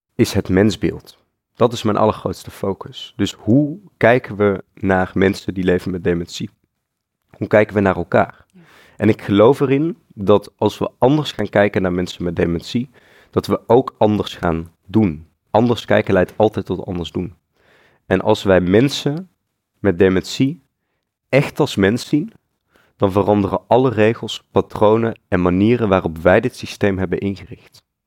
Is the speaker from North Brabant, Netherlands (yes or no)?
yes; North Brabant, Netherlands; moved away as an adult; also born or lived in Eindhoven, Netherlands; now in Utrecht, Netherlands; Ik ben opgegroeid in Brabant.